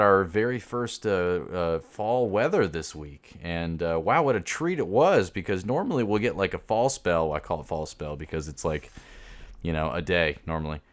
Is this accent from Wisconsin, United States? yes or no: no; Jacksonville, Florida, United States; also born or lived in Kansas City; I'm from Jacksonville originally